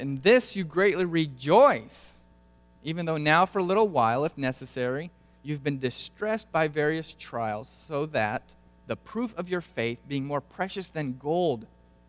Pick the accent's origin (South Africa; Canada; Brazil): Brazil; moved away; Growing up in Brazil